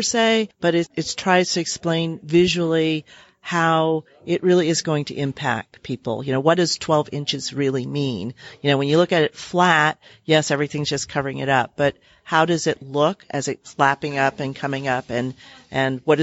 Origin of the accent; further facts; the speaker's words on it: New Orleans, Louisiana, United States; I am originally from New Orleans